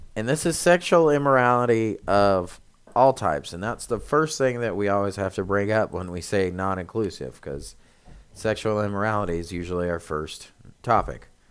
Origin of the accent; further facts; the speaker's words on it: United States; we as Americans, it's difficult because we are Americans, but we're Christians